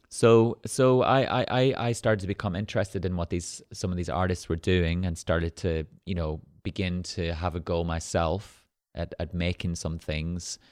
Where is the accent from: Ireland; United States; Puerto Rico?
Ireland; moved away as an adult; now in Manchester, United Kingdom; where we grew up in Ireland, there were no galleries or museums